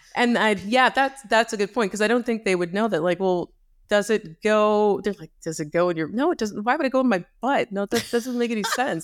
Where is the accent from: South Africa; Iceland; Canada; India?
Canada; I grew up in Canada.